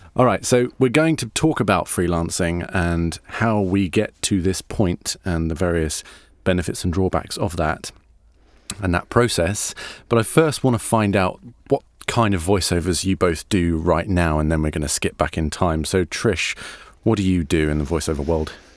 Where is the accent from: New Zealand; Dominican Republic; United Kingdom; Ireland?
United Kingdom; we're British voice actors